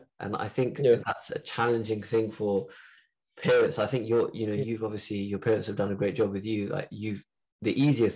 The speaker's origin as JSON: {"language": "English", "country": "United Kingdom", "tie": "born or raised there", "said": "there's this sense of being British"}